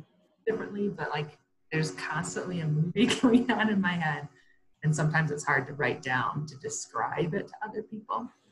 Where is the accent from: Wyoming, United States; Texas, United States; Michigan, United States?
Michigan, United States; Comstock Park; moved away as an adult; also born or lived in Sparta, Michigan; now in Colorado Springs, United States; I grew up in Comstock Park, Michigan